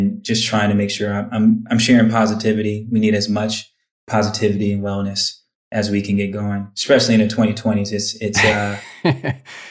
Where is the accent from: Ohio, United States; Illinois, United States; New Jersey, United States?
Ohio, United States; Twinsburg; also born or lived in Bedford, Ohio; I grew up in Bedford and Twinsburg, spent my high school years in Twinsburg.